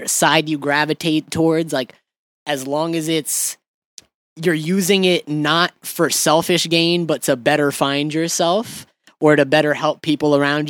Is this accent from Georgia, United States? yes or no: yes; Atlanta, Georgia, United States; I'm from Atlanta.